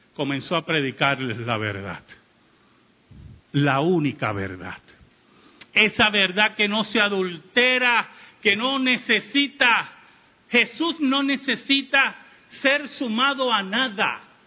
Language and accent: Spanish; Puerto Rico; como decimos en Puerto Rico